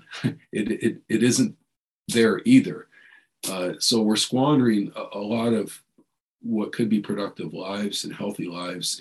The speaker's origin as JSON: {"language": "English", "town": "San Jose", "region": "California", "country": "United States", "tie": "born or raised there", "said": "I grew up in East San Jose"}